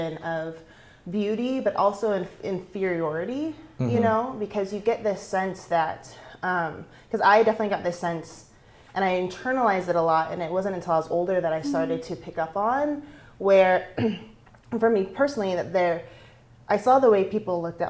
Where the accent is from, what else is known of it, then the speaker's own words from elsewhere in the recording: Rogue Valley, Oregon, United States; also born or lived in Las Vegas / Washington, D.C.; I was born and raised in the Valley, so my mom actually went to Phoenix High School